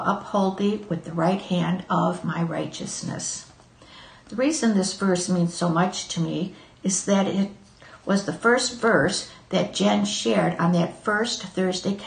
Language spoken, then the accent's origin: English; Michigan, United States; I am from the United States. I have lived in Michigan all my life